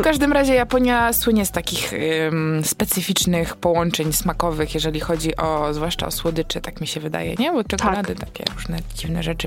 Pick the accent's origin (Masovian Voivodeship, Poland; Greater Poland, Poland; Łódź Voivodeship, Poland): Greater Poland, Poland; Wągrowiec; jestem z Wągrowca